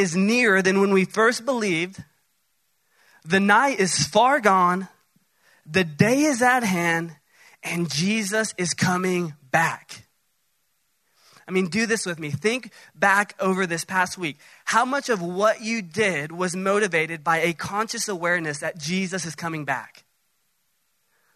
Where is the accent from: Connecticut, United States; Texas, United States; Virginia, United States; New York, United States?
Texas, United States; Dallas; Now, I'm from Dallas, south of Dallas